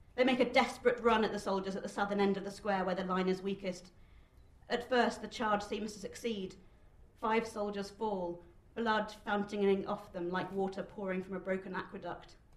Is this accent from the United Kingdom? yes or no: yes; United Kingdom; as a Jewish person growing up in Britain